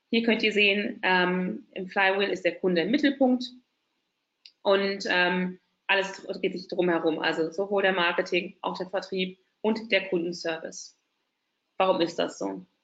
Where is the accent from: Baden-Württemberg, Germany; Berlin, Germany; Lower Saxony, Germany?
Berlin, Germany; ich bin waschechte Berlinerin. Warum sage ich das? Ähm, von uns gibt es nicht mehr so viele, vor allem in Berlin. Wird immer gefragt, ach, du kommst aus Berlin? Ja, Tatsache. Hier geboren, hier aufgewachsen, also eine richtige Berlinerin.